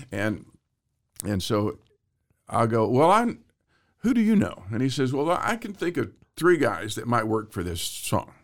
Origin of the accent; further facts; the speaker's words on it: Waco, Texas, United States; moved away; also born or lived in Hollywood; I grew up in Texas